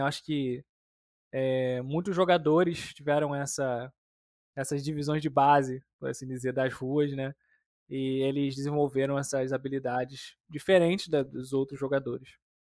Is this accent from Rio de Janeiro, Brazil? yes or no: yes; Rio de Janeiro, Brazil; also born or lived in São Gonçalo; eu sou do Rio de Janeiro, né? Eu moro no estado do Rio, uma cidade chamada São Gonçalo